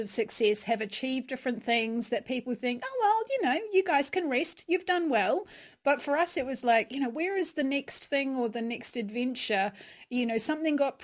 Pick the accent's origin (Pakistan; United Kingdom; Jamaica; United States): United Kingdom; England; accent: English; I've been wandering with my English accent there.